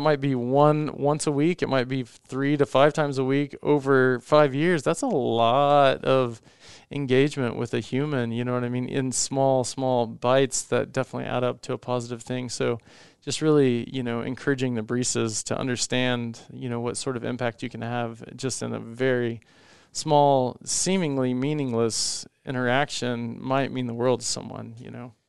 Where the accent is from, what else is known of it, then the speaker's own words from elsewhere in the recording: Indiana, United States; growing up in Indiana